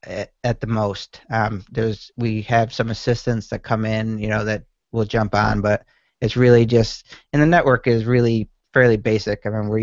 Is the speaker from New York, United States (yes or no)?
yes; Syracuse, New York, United States; born there; also born or lived in Montana / Colorado; now in Naples, United States; I was born in Syracuse, went to school at UMass Amherst, and then right after that I went out west.